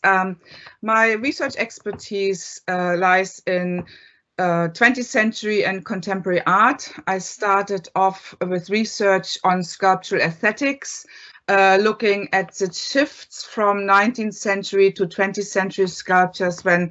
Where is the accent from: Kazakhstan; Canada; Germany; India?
Germany; East Germany; moved away as an adult; now in Ireland; I grew up in East Germany